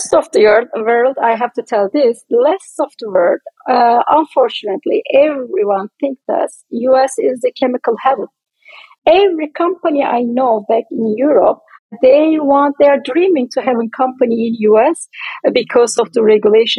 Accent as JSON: {"language": "English", "country": "Turkey", "moved": "yes", "said": "I am originally from Turkey"}